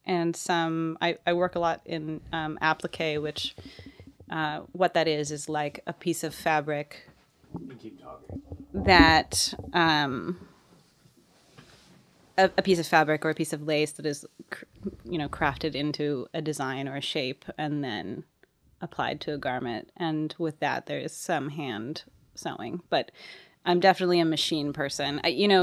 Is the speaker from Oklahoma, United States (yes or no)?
no; Seattle, Washington, United States; now in Nashville, United States; I'm from Seattle. I'm from Seattle, Washington.